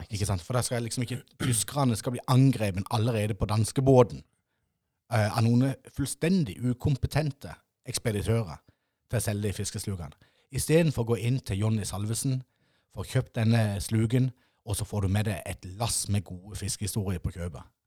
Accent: Ima, Agder, Norway; jeg er nemlig født og oppvokst på Ima med en nydelig MM-butikk.

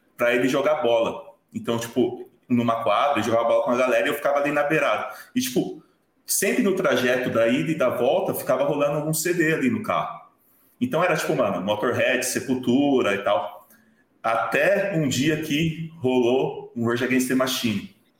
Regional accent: Osasco, São Paulo, Brazil; a minha infância foi toda, tipo, no Jardim Veloso, em Osasco

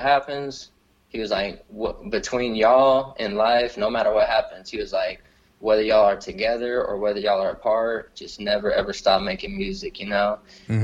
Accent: Lockhart, Texas, United States; I'm a kid from Lockhart, Texas, and now I'm here in New York

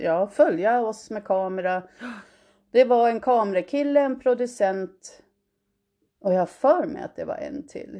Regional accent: United States; moved away as an adult; now in Sweden; jag är född i Sverige, svenska föräldrar. Och eh, när jag var fem år flyttade jag och min mamma till USA

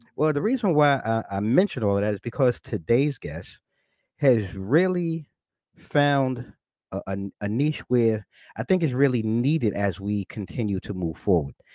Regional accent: New York, United States; I'm a New Yorker, a native New Yorker, born and raised

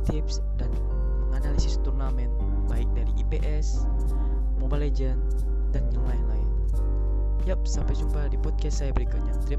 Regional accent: Pontianak, West Kalimantan, Indonesia; Saya berasal dari kota Pontianak, Provinsi Kalimantan Barat, dan tinggal di negara Indonesia.

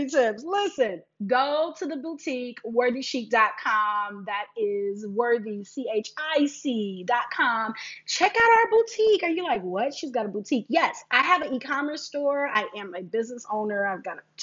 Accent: Detroit, Michigan, United States; I am a Detroit girl. I am from Michigan.

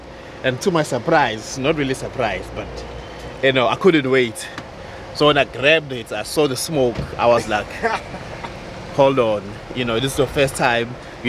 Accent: Durban, KwaZulu-Natal, South Africa; I'm from Durban, so we come from the spice, our part of South Africa.

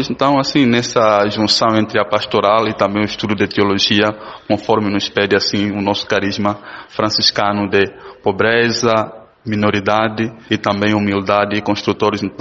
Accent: Angola; moved away as an adult; now in Brazil; com nós, com angolanos

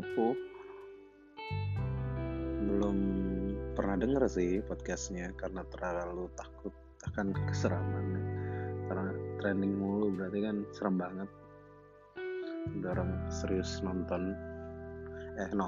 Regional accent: Jakarta, Indonesia; terus gue besar di Jakarta nggak pernah ke Palembang pulang kampungnya selalu ke Jawa

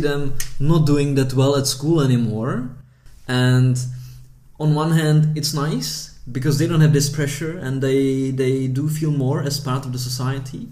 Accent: Prague, Czechia; moved away as an adult; now in Rotterdam, Netherlands; I was born in the Czech Republic, in Prague, in, in the capital city of the Czech Republic. But my parents come from Vietnam

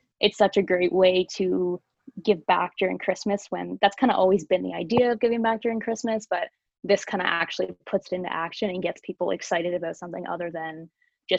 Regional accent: Alliston, Ontario, Canada; we're all from Allison. It's such like a community town

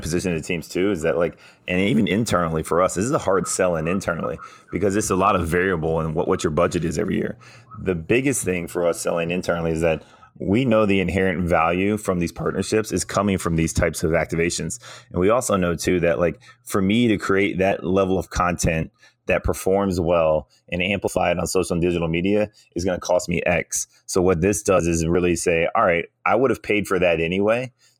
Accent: Virginia Beach, Virginia, United States; I'm from Virginia Beach

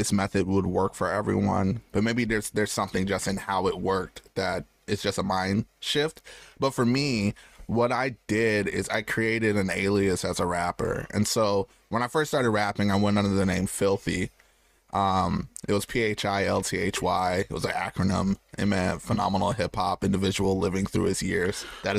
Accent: Michigan, United States; also born or lived in Landstuhl, Germany / Arizona; So I was born in Germany, Landstuhl, Germany. That was only like the first 4 years of my life. Then we moved to Arizona. So as a youth, I was in Arizona for a while. And then I think like fifth grade, we came to Michigan

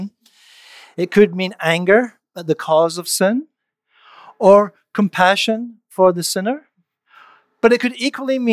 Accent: Canada; as a Canadian

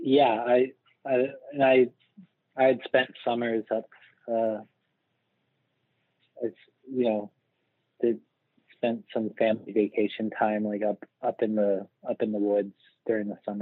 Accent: Laguna Beach, California, United States; also born or lived in Los Angeles; I was born in Los Angeles, and then I grew up in Orange County, down, it's like about an hour south of Los Angeles, in a small town called Laguna Beach

